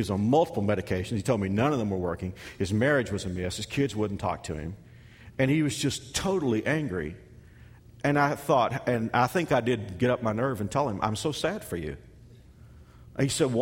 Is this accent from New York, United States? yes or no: no; Texas, United States; now in Kansas, United States; a kid from Texas who spent the last 22 years in Kansas